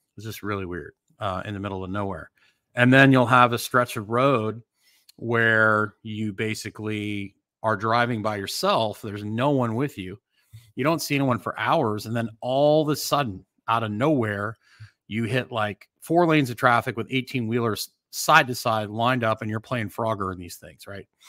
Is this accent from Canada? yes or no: yes; Canada; moved away; I grew up in Canada.